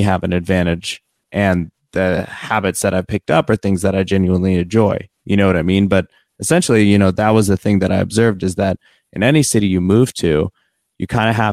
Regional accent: Ohio, United States; born or raised there; also born or lived in Atlanta; now in Los Angeles, United States

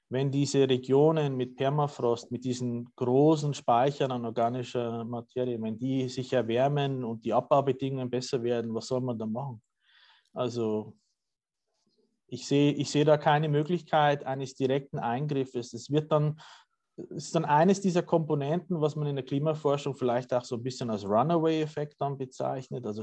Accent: Bavaria, Germany; ich sage jetzt mal aus meiner Heimat, dem, äh, dem bayerischen äh, Lösshügelland.

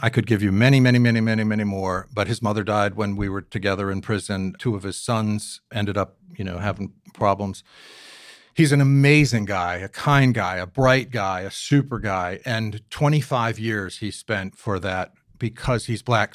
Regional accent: Newport, Rhode Island, United States; I grew up here in Newport

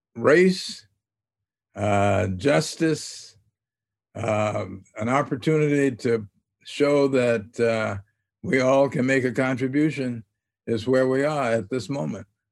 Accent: Little Rock, Arkansas, United States; growing up in Little Rock

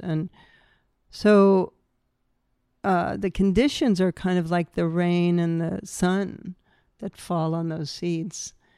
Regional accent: New Hampshire, United States; growing up in New Hampshire

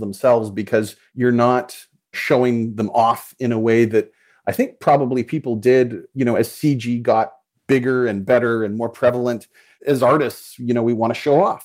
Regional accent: Calgary, Alberta, Canada; I grew up in Calgary, Alberta, Canada

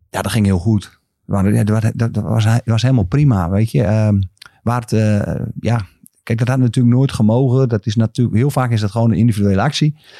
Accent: Groningen, Netherlands; ik gewoon uit Groningen kom

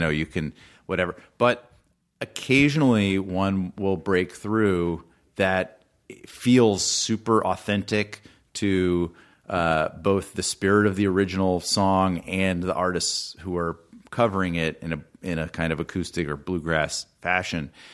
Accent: Atlanta, Georgia, United States; I grew up in Atlanta

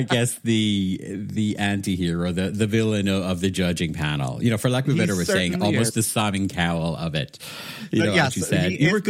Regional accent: Waterford, Munster, Ireland; moved away as an adult; now in United Kingdom; I'm originally from Waterford in Southeast Ireland, so most people know of it through Waterford Crystal, glass that's made. Sadly, it's not made there anymore. But yeah, I was born there, spent most of my life there, and then I moved to the UK

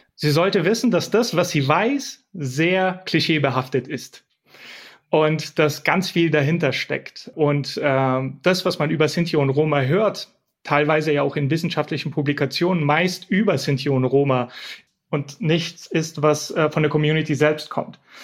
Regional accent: Bulgaria; now in Germany; ich komme aus Bulgarien

